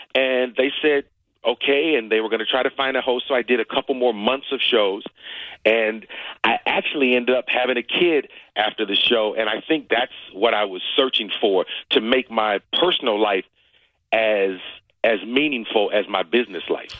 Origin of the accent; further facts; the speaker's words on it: Cleveland, Ohio, United States; I'm from Cleveland, Ohio. I grew up in a neighborhood where Jim Brown was the famous person in my neighborhood